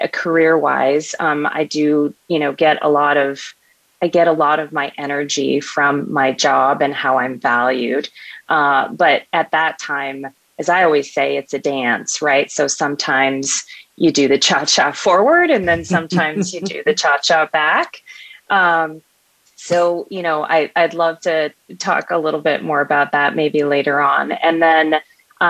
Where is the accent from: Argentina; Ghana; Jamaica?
Argentina; Buenos Aires; moved away; I am actually a daughter of two immigrants, and I was born in Buenos Aires, Argentina.